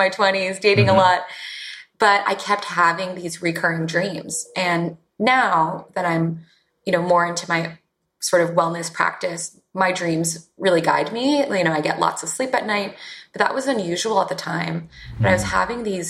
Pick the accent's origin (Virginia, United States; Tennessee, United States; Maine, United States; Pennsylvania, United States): Virginia, United States; Northern; now in New York, United States; I grew up in Northern Virginia, which is a suburb of Washington, D.C.